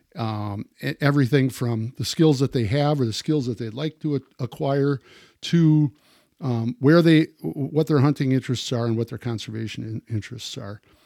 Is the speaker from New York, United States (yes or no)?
no; Wisconsin, United States; growing up in Wisconsin